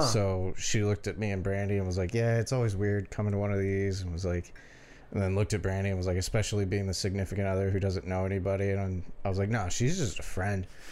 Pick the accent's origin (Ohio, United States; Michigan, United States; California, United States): Michigan, United States; Detroit; we're from Detroit.